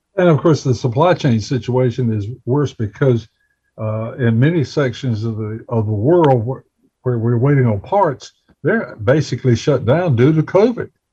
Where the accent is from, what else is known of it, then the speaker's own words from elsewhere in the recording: Bessemer City, North Carolina, United States; my hometown of Bessemer City